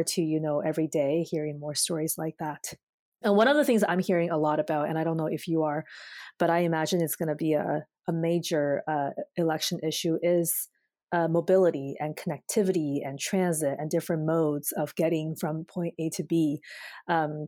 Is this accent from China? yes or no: yes; China; now in Canada; my hometown in China